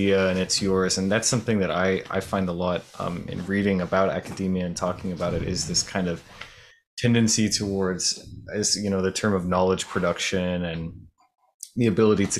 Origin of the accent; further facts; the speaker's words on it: outside of Miami, South Florida, United States; I grew up outside of Miami in South Florida